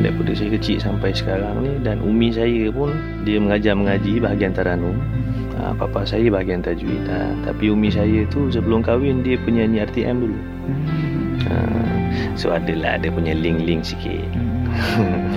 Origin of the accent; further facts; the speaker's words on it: Malacca, Malaysia; Saya berasal daripada Melaka